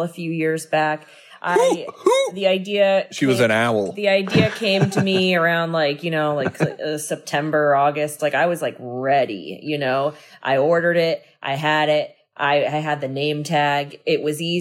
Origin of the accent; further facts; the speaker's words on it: Massachusetts, United States; I'm from Massachusetts